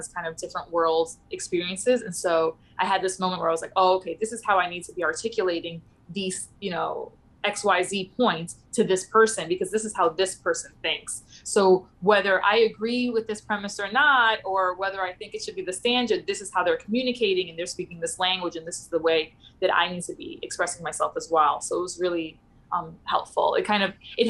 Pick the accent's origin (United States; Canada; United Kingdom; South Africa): United States; New York City, New York; also born or lived in Pittsburgh; I'm from the Bronx. I'm like, well, I live in the Upper West Side now